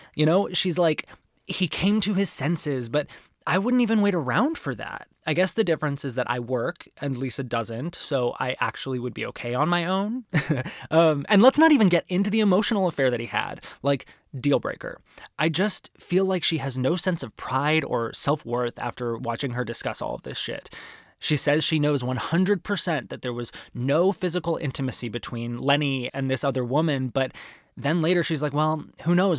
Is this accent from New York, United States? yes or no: no; Arizona, United States; growing up in Arizona